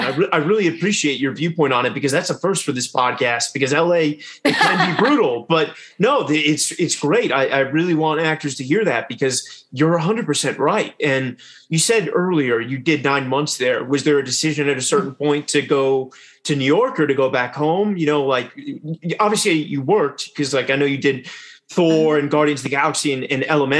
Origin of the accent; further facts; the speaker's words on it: United Kingdom; obviously being British, there's the West End